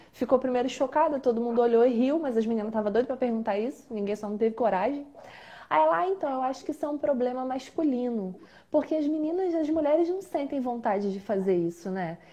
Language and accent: Portuguese; Baixada Fluminense, Rio de Janeiro, Brazil; que sou da Baixada Fluminense